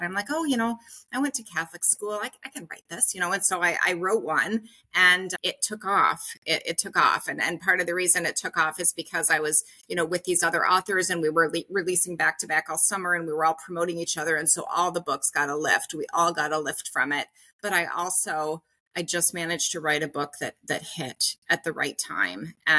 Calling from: Uzbekistan; And, I'm calling from Uzbekistan, you know, into my subscription classes.

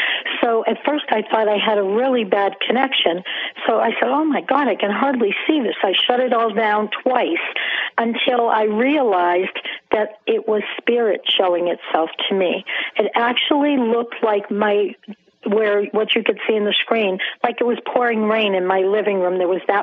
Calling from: Springfield, Massachusetts, United States; I'm calling from Springfield, Massachusetts.

